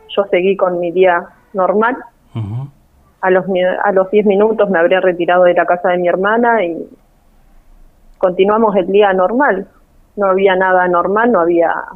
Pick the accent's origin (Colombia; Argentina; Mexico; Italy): Argentina; Trelew, Chubut; now in Pico Truncado, Argentina; nosotros somos de, de Treleo. De Treleo.